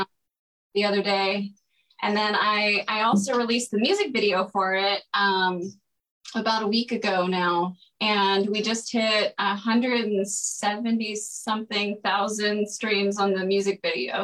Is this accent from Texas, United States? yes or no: yes; Greenville, Texas, United States; moved away as an adult; also born or lived in Colorado / Orange County, California; now in Los Angeles, United States; I am from Greenville, Texas, um, about an hour northeast of Dallas.